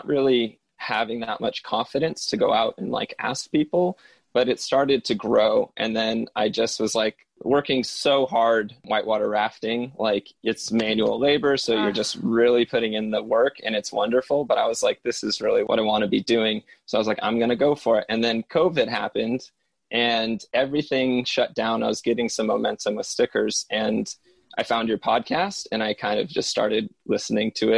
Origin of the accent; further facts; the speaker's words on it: Lotus, California, United States; moved away; my hometown, put the name Lotus underneath them